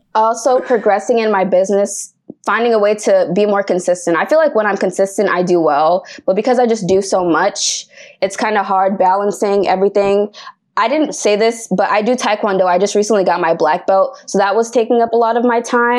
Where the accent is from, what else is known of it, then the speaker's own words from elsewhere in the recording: Boston, Massachusetts, United States; I'm from Boston, Massachusetts